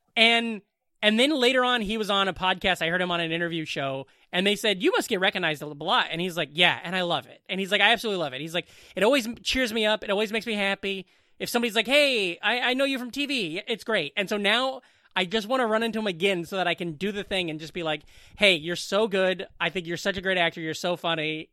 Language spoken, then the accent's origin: English; Southwest Iowa, United States; moved away; also born or lived in Boone, Iowa; I'm from the Southwest